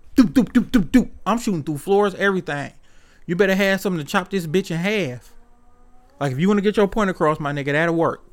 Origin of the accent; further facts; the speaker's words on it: Detroit, Michigan, United States; growing up on the East Side